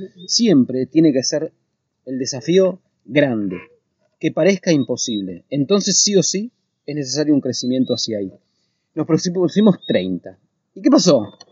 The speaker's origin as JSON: {"language": "Spanish", "country": "Argentina", "moved": "as an adult", "lives_now": "United States", "said": "desde que salimos de Argentina"}